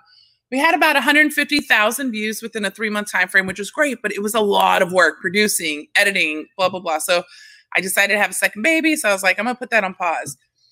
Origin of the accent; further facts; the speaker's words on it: Staten Island, New York, United States; So I did the whole … I'm from Staten Island.